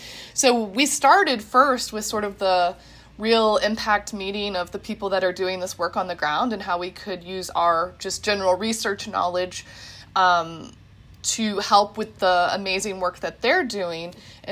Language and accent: English; Midwest, United States; now in Pennsylvania, United States; we're all Midwestern millennial, researchers and professors. So we're all transplants from the Midwest into Pennsylvania.